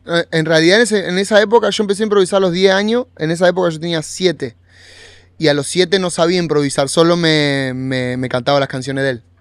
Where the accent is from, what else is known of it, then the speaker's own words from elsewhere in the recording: Monte Grande, Buenos Aires Province, Argentina; Montegrande es, es de donde yo nací y bueno, y era un lugar